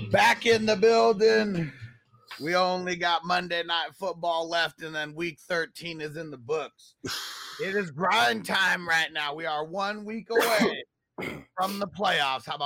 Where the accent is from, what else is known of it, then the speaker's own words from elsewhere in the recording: California, United States; moved away; I'm from California